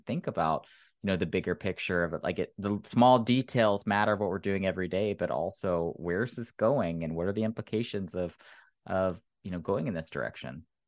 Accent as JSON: {"language": "English", "region": "Oklahoma", "country": "United States", "tie": "born or raised there", "moved": "yes", "said": "I grew up in Oklahoma, which is one of the reddest states in the Union"}